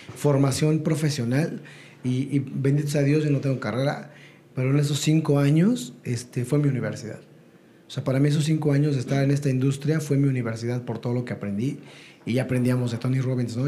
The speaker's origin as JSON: {"language": "Spanish", "town": "Ecatepec", "region": "State of Mexico", "country": "Mexico", "tie": "born or raised there", "said": "ya estaba en el metro, viajando en el metro, yendo a la primaria, etcétera, y, haciendo mis cosas, regresaba a mi casa en, en Ecatepec"}